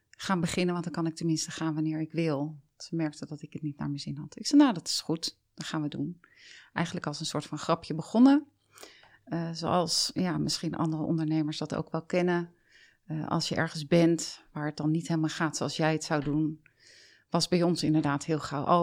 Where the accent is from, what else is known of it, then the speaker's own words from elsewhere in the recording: Delft, South Holland, Netherlands; born there; ik ben dus geboren in Delft, heb daar maar kort gewoond.